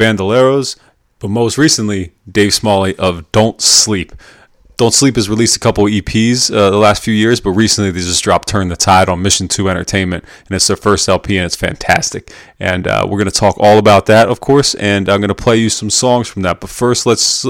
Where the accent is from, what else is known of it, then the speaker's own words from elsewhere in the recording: York, Pennsylvania, United States; also born or lived in Baltimore, Maryland; now in Lancaster, United States; I'm from York, Pennsylvania, and then I lived in Baltimore, and I live in Lancaster